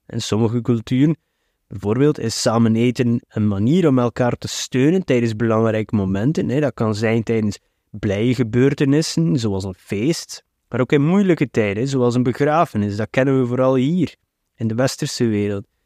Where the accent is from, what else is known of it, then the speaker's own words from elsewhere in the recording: Flanders, Belgium; Bij ons in de Belgische cultuur, en de Vlaamse cultuur